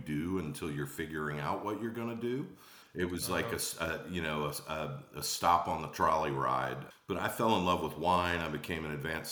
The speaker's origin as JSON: {"language": "English", "town": "Atlanta", "region": "Georgia", "country": "United States", "tie": "born or raised there", "also_born_or_lived": "Charleston, South Carolina", "moved": "yes", "said": "I was born in Atlanta, Georgia. I ended up in Charleston"}